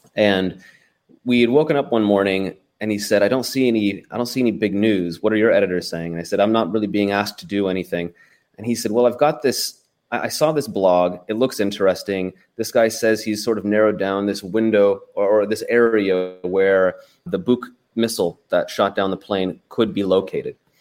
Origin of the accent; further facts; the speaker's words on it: United States; I'm an American